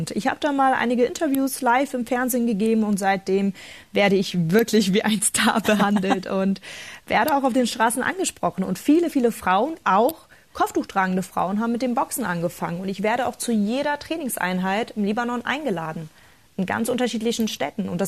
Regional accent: Berlin, Germany; Als Kind libanesischer Einwanderer war meine Kindheit in Berlin nicht immer einfach, doch ich habe mich nie runterkriegen lassen.

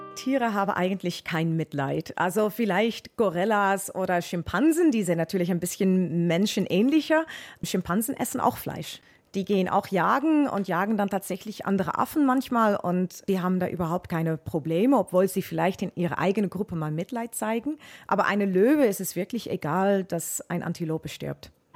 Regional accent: Netherlands; German is a second language; now in Munich, Germany; Ich bin ursprünglich Niederländerin, aber arbeite jetzt an der Zoologischen Staatssammlung in München

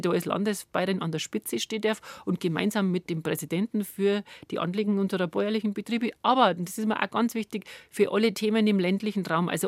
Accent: Bavaria, Germany; das ist eigentlich das, was mich als als Bayerin antreibt

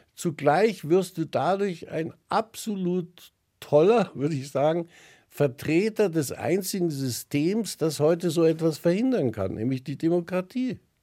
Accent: Germany; sind wir Deutsche

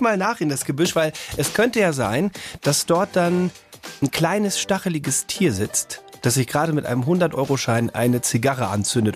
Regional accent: North Rhine-Westphalia, Germany; ich bin ja geburtstechnisch relativ in der Nähe von denen aufgewachsen. Also wenn du in NRW bist, fährst du ja total oft nach Holland

